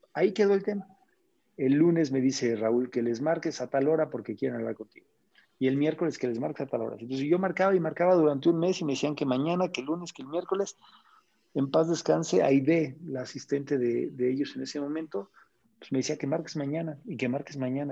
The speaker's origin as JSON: {"language": "Spanish", "country": "Mexico", "said": "soy mexicano"}